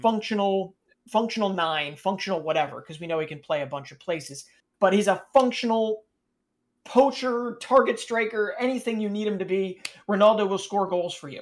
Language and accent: English; United States; I'm American.